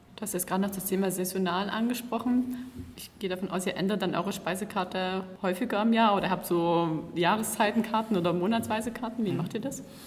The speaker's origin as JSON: {"language": "German", "area": "Ore Mountains", "region": "Saxony", "country": "Germany", "also_born_or_lived": "Baden-Württemberg", "moved": "yes", "said": "Und dann bin ich ja nicht von hier. Ich komme aus dem Erzgebirge und lerne immer noch die Sprache der hiesigen Menschen"}